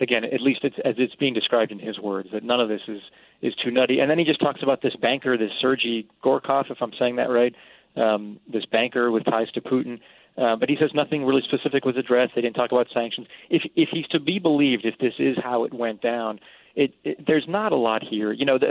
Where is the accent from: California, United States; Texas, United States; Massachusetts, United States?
Massachusetts, United States; I'm from the South Shore of Boston, Massachusetts.